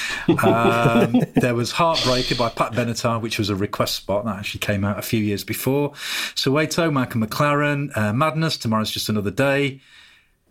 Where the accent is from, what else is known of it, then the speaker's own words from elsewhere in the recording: Solihull, West Midlands, United Kingdom; I grew up in Solihull, just on the outskirts of Birmingham